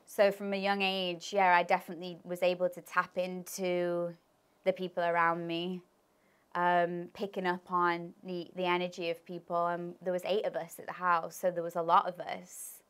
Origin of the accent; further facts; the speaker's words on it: Leicester, East Midlands, United Kingdom; also born or lived in Birmingham; I moved from Birmingham to Leicester.